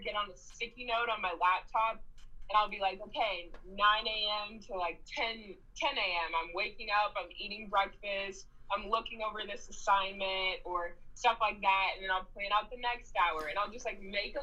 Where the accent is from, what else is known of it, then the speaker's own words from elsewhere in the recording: Chicago, Illinois, United States; moved away as an adult; now in Lincoln, United States; I'm from Chicago, Illinois, and I went to UNL.